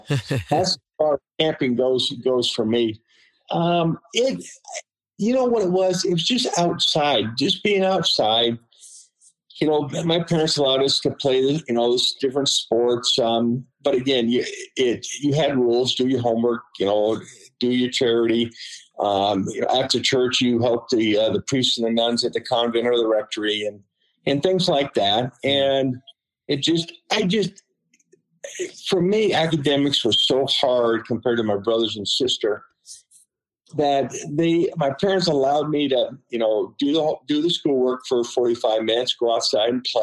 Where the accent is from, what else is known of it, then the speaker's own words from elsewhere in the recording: Seattle, Washington, United States; I grew up in South Seattle